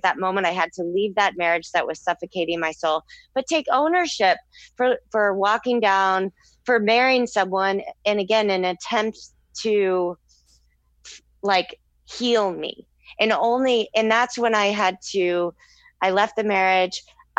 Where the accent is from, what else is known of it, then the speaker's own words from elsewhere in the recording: Texas, United States; based off my lifetime experience of growing up in Texas